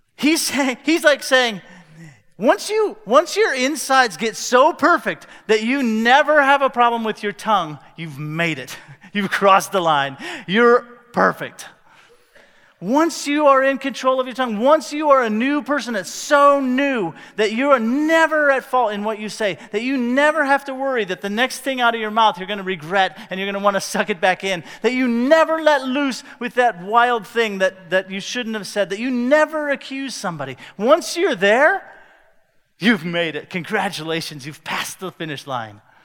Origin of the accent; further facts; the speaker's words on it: Cedar Rapids, Iowa, United States; I grew up in North America, more specifically in Cedar Rapids, Iowa